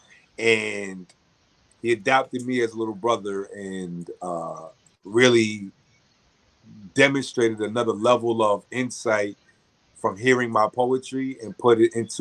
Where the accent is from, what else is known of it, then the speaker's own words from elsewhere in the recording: New York City, New York, United States; I'm from the Bronx